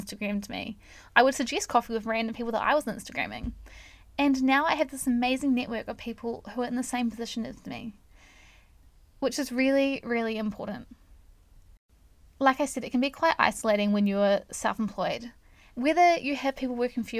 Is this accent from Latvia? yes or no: no; New Zealand; I am not American, I am a Kiwi